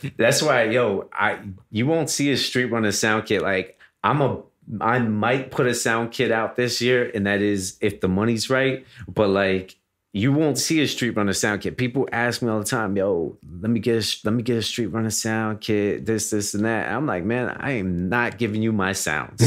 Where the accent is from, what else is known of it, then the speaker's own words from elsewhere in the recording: Miami, Florida, United States; I'm from Miami, Florida.